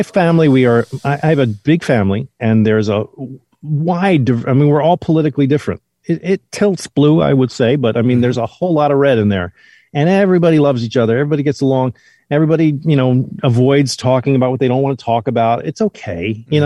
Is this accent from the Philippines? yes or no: no; New Jersey, United States; I'm a kid from New Jersey